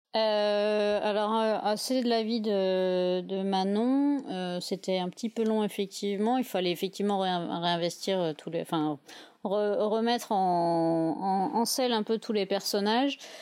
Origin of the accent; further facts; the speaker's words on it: France; on est français